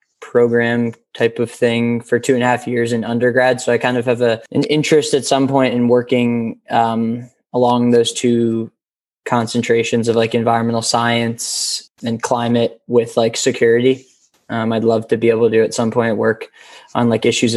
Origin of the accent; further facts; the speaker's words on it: Takoma Park, Maryland, United States; now in Washington, D.C., United States; I grew up in Tacoma Park, Maryland. Right outside DC.